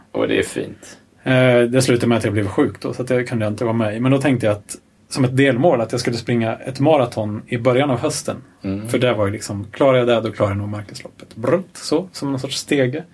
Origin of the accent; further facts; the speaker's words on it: Örebro County, Sweden; jag kommer ju från Örebro-trakten